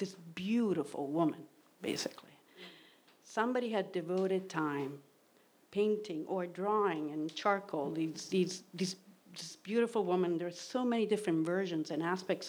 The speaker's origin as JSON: {"language": "English", "town": "Rome", "region": "Lazio", "country": "Italy", "tie": "born or raised there", "moved": "yes", "said": "I grew up in Rome, Italy, in the suburbs of Rome"}